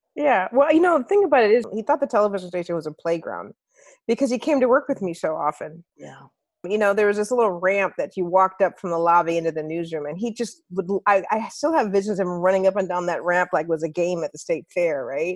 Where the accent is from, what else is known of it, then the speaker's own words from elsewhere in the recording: Minneapolis, Minnesota, United States; moved away as an adult; get back to Minneapolis and be an anchor in my hometown